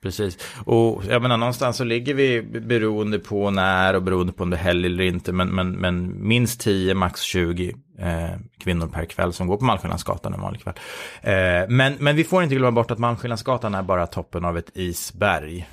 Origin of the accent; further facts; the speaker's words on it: Sweden; oss svenskar